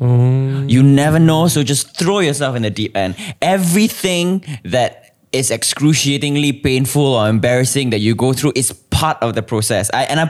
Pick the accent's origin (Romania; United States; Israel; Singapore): Singapore